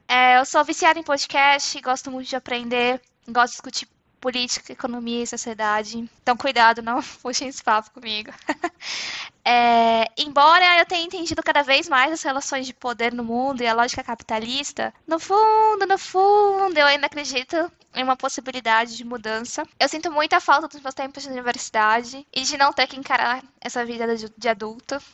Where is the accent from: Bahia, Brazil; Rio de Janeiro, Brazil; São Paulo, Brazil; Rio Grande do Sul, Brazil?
São Paulo, Brazil; interior of; accent: interior R; moved away as an adult; now in Frankfurt, Germany; Eu sou nascida em São Paulo, mas na verdade, assim, quando eu tinha 5 anos eu me mudei pro interior, então eu me sinto muito mais interiorana mesmo